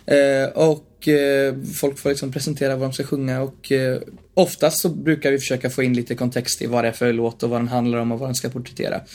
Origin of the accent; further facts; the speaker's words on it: Bollnäs, Gävleborg County, Sweden; I Bollnäs, där jag också är uppvuxen.